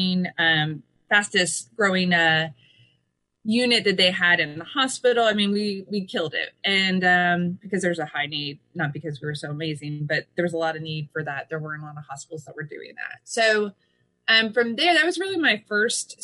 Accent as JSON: {"language": "English", "region": "Pennsylvania", "country": "United States", "moved": "yes", "lives_now": "Kansas City, United States", "said": "I'm originally from the East Coast, originally from Pennsylvania"}